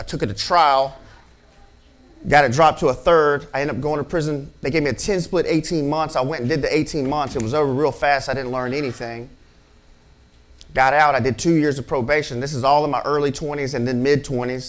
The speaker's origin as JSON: {"language": "English", "town": "Mobile", "region": "Alabama", "country": "United States", "tie": "born or raised there", "said": "I'm from Birdville, and I'm also from down the bay. And all it is Broad Street runs parallel with Mobile Bay"}